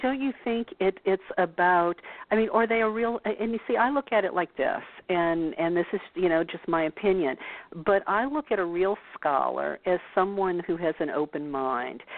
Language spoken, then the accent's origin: English; New Orleans, Louisiana, United States; born or raised there